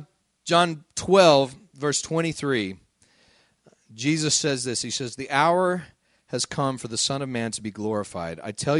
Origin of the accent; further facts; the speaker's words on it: Midland, Texas, United States; You know, when I was a kid growing up in Midland, Texas, it got awfully hot in the summer.